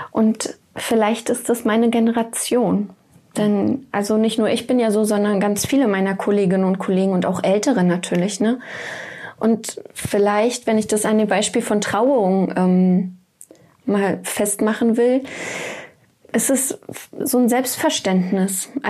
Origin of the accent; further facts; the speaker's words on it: East Germany, Germany; Ja, ich bin so aufgewachsen. Kirche war, also ich komme aus dem Osten